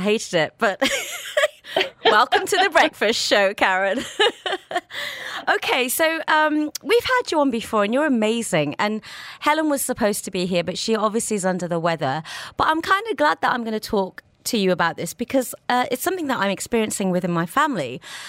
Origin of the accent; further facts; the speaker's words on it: India; I'm Indian.